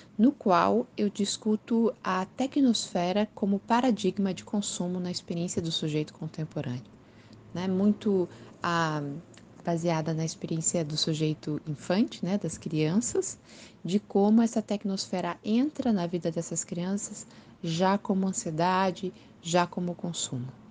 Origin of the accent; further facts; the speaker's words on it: Curitiba, Paraná, Brazil; sou de Curitiba, moro em Curitiba nesse momento.